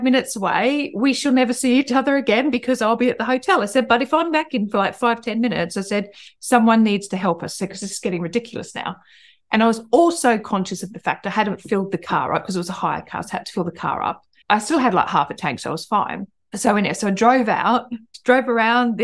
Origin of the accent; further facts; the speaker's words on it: Australia; now in United Kingdom; I'm Australian. I grew up in Australia.